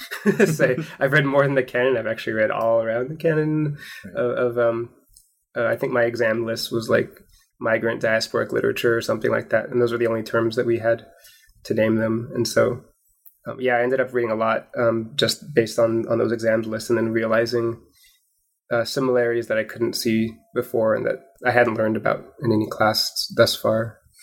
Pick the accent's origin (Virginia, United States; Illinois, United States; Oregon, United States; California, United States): Oregon, United States; Portland; I was born in Portland, Oregon